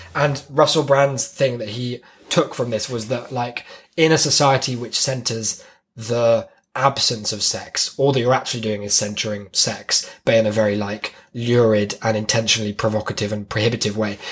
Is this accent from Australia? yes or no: no; United Kingdom